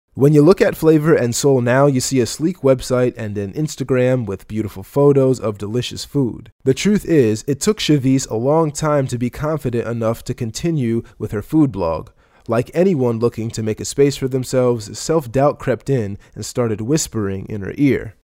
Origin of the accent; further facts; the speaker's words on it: Baltimore, Maryland, United States; I'm from Baltimore